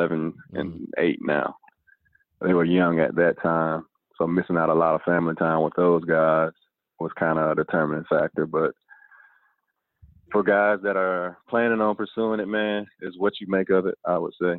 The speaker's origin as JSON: {"language": "English", "town": "Jackson", "region": "South Carolina", "country": "United States", "also_born_or_lived": "Turkey", "moved": "as an adult", "said": "I'm a kid from Jackson, South Carolina"}